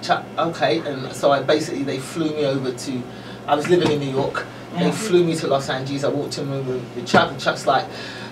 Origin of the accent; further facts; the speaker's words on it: England, United Kingdom; moved away as an adult; also born or lived in Nigeria (family origin: Benin City); now in United States; being born and raised in England